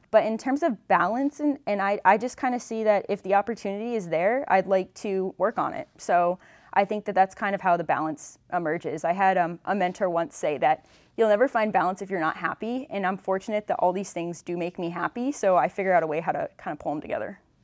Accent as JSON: {"language": "English", "region": "Western Massachusetts", "country": "United States", "said": "I'm from Western Massachusetts, and I attended Boston College"}